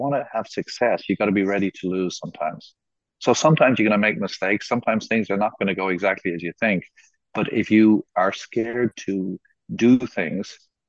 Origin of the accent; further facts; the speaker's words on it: Jamaica; also born or lived in South America / United States / London; now in Kazakhstan; I was born in South America. I grew up in Jamaica. I studied in the States. I live in London and I'm Irish passport holder.